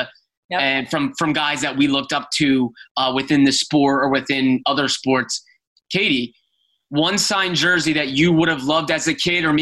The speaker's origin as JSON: {"language": "English", "town": "Philadelphia", "region": "Pennsylvania", "country": "United States", "tie": "born or raised there", "said": "I grew up in the Philadelphia area."}